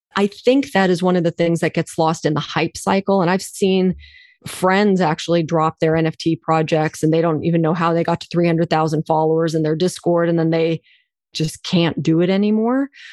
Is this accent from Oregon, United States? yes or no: no; Oklahoma, United States; I was born in Oklahoma, rural Oklahoma, dirt road Oklahoma, two parents from India